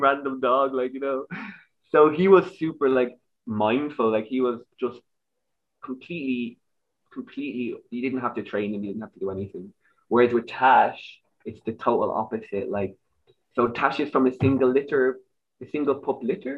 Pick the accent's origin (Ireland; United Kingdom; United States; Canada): Ireland; Dublin, Leinster; accent: Irish; moved away as an adult; now in Germany; I'm from Dublin